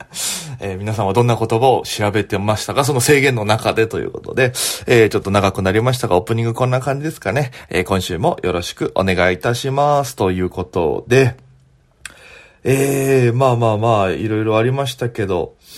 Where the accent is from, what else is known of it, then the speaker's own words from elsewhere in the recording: Okinawa, Japan; now in Tokyo, Japan; 大都会東京へ口先一つで乗り込んだ沖縄芸人